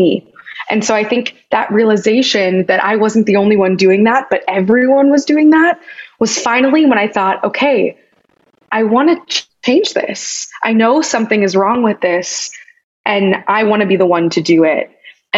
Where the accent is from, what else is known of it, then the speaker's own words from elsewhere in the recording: Kansas, United States; moved away; where my journey started growing up in Kansas